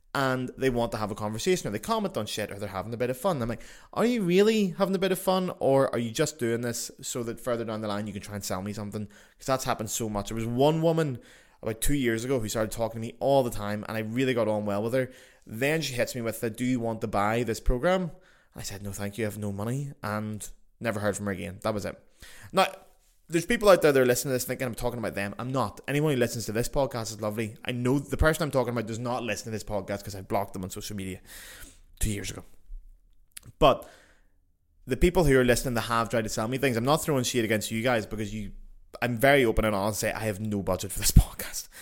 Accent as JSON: {"language": "English", "country": "Ireland", "said": "as Irish people"}